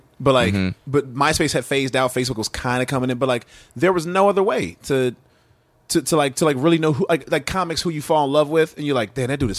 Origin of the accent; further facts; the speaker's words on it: Atlanta, Georgia, United States; moved away as an adult; also born or lived in Dallas; I moved to Dallas because I'm from Atlanta originally.